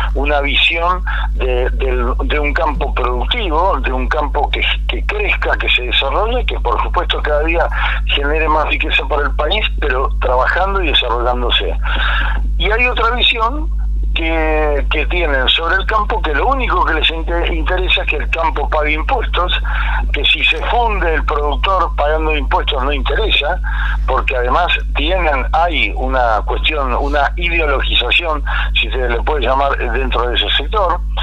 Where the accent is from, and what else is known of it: Argentina